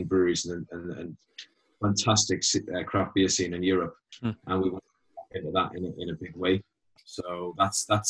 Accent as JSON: {"language": "English", "town": "Newcastle upon Tyne", "region": "North East England", "country": "United Kingdom", "said": "We said, oh, Newcastle"}